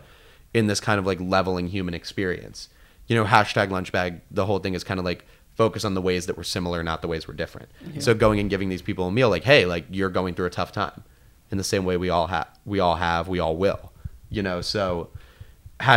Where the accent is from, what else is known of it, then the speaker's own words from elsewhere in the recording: South Florida, United States; I grew up in South Florida